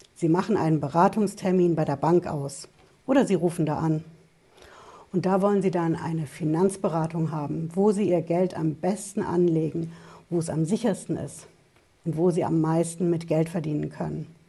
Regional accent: Germany; Bei uns in Deutschland

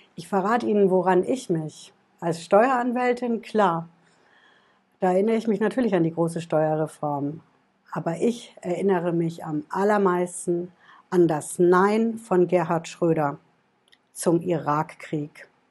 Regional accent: Germany; bei uns in Deutschland

